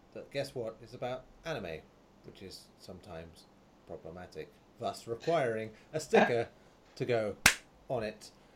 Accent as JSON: {"language": "English", "region": "England", "country": "United Kingdom", "said": "Being English"}